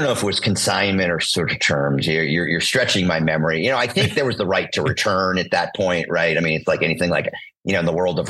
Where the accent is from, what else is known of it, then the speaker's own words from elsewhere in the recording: Boston, Massachusetts, United States; I grew up in Boston.